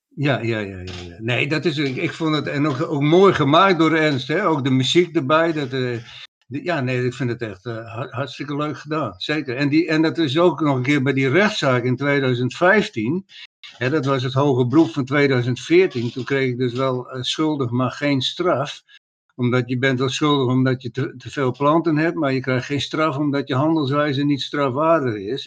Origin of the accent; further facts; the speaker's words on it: Friesland, Netherlands; hebben wij als Friesen nog op onze gedenksteen staan bij Warns